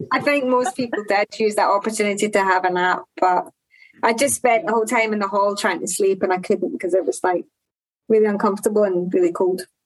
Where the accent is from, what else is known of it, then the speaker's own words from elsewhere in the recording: Glasgow, Scotland, United Kingdom; I'm from Glasgow